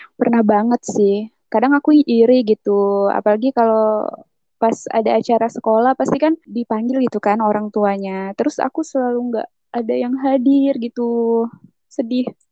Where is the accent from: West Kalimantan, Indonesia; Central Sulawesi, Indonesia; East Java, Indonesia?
West Kalimantan, Indonesia; Singkawang; now in Pontianak, Indonesia; Aku waktu kecil, aku di kota Singkawang. Cuman pas udah lulus sekolah gitu, aku merantau ke kota Pontianak, tapi masih di Kalimantan Baratnya juga